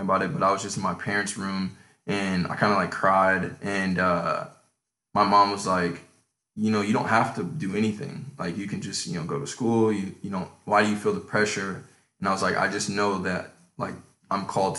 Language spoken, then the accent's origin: English; Chicago, Illinois, United States; I was born in Chicago in the 90s